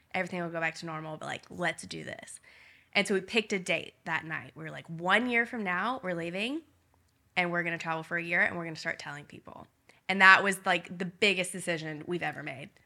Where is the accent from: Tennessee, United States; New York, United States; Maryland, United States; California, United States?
Tennessee, United States; Nashville; moved away as an adult; we grew up in Nashville.